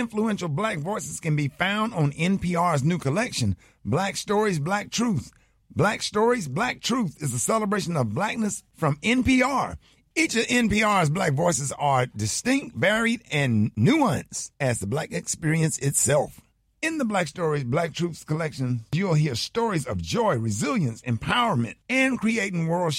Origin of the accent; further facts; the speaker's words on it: Birmingham, Alabama, United States; Now, you know I'm from Birmingham, Alabama